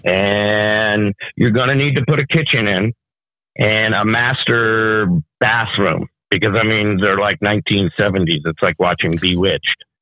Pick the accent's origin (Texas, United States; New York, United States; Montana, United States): New York, United States; moved away; I'm from New York originally